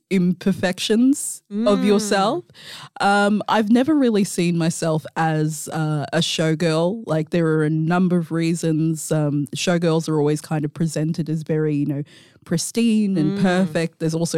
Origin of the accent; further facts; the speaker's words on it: Mandurah, Western Australia, Australia; I grew up in Mandurah. I had moved from Mandurah back to the city.